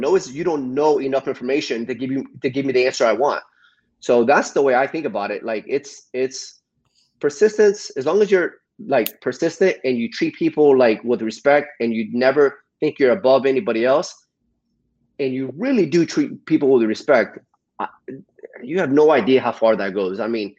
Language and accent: English; New Jersey, United States; born there; Yeah, I was born in New Jersey, but I've been here most of my life.